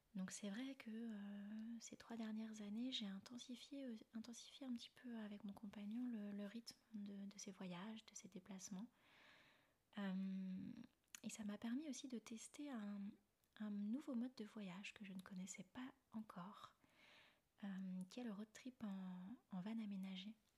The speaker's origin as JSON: {"language": "French", "town": "Rennes", "region": "Brittany", "country": "France", "tie": "born or raised there", "also_born_or_lived": "China / Thailand / Austria / Canada", "moved": "as an adult", "said": "je suis originaire de Rennes, en Bretagne."}